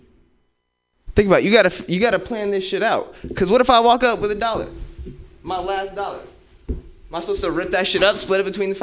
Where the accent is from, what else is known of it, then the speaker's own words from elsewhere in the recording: Oakland, California, United States; I grew up in West Oakland